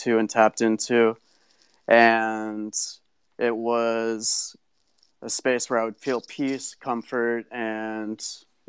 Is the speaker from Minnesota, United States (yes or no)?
yes; Minnesota, United States; also born or lived in Oakland, California; I grew up in Minnesota in a community surrounded by lakes